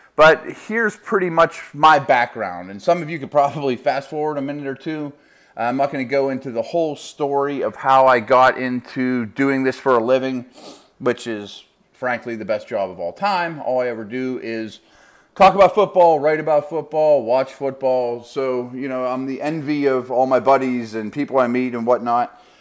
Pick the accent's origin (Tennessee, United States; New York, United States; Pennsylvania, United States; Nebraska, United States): Pennsylvania, United States; Pittsburgh; University of Pittsburgh, which is my hometown